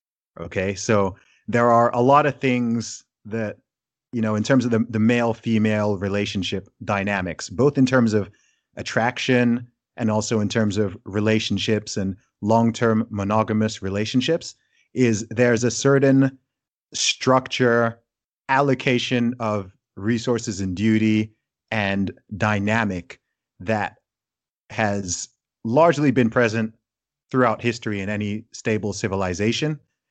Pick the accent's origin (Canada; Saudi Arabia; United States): Saudi Arabia; also born or lived in United Kingdom; as someone who's grown up in a range of different cultures, from growing up in Saudi Arabia to having my family be Nigerian, and then also living in the UK and being British